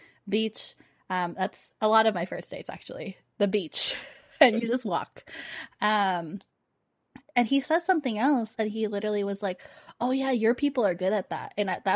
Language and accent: English; Philippines; Oh, for people who don't know, I'm Filipino.